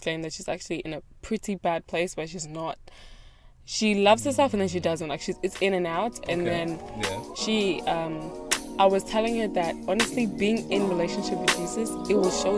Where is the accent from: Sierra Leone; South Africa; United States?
South Africa; now in Australia; I grew up in South Africa